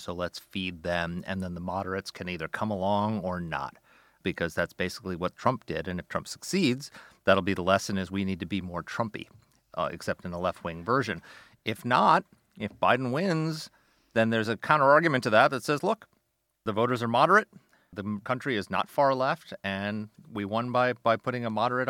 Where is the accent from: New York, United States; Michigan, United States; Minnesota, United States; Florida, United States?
New York, United States; I grew up in New York under Ed Koch